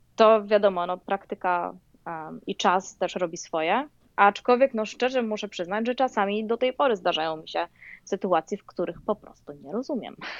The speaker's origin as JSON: {"language": "Polish", "country": "Poland", "also_born_or_lived": "Louisiana, United States", "moved": "as an adult", "lives_now": "United States", "said": "ja przyjechałam z Polski"}